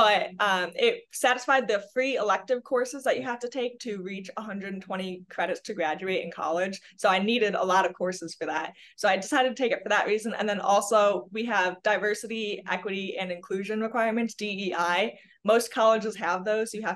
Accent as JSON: {"language": "English", "town": "Chicago", "region": "Illinois", "country": "United States", "moved": "yes", "lives_now": "Cincinnati, United States", "said": "I'm actually originally from the Chicagoland area"}